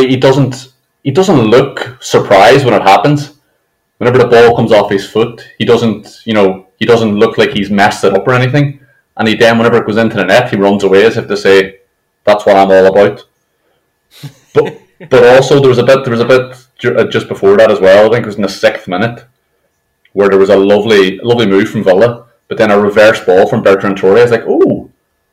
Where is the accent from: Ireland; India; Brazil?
Ireland; as an Irish man